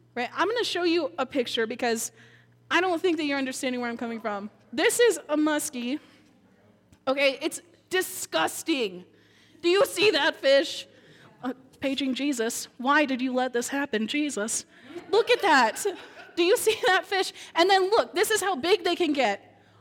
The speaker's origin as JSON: {"language": "English", "region": "Minnesota", "country": "United States", "tie": "born or raised there", "moved": "yes", "said": "I grew up in Minnesota"}